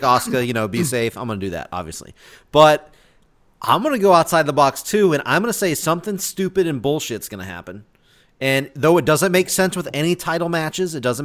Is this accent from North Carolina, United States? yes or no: yes; North Carolina, United States; I'm from North Carolina